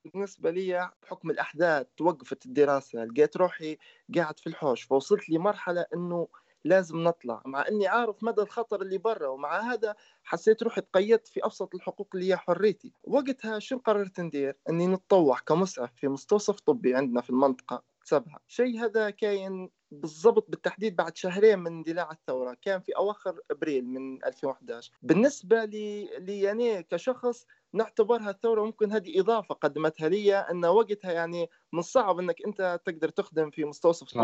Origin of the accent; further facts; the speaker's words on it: Libya; أنا كشاب ليبي